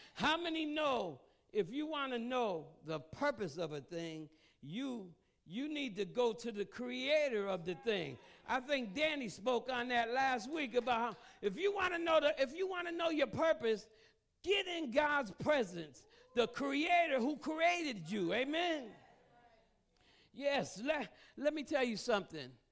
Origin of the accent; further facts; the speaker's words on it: United States; I grew up in the Greens Apartments. That's not too far from here